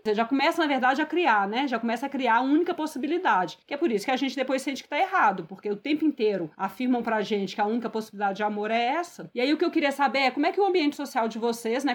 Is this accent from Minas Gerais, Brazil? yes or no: yes; Minas Gerais, Brazil; eu sou mineira